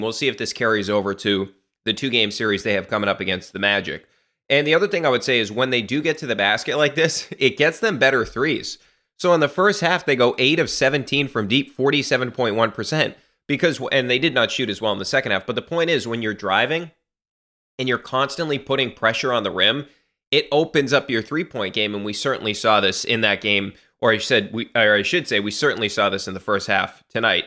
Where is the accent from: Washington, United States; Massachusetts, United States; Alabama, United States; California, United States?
Massachusetts, United States; also born or lived in Texas; I'm from Massachusetts